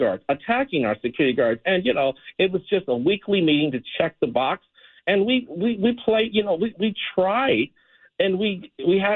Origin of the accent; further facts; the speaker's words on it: Los Angeles, California, United States; I'm from South LA. I was in and out of foster care.